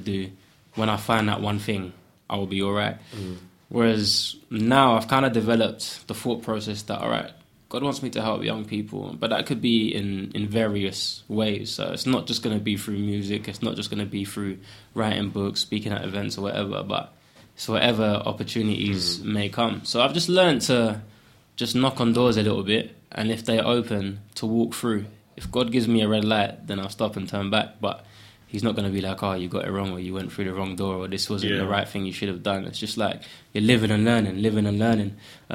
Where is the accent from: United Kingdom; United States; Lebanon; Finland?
United Kingdom; London; also born or lived in Ghana; I grew up in Custom House, East London, on a council estate.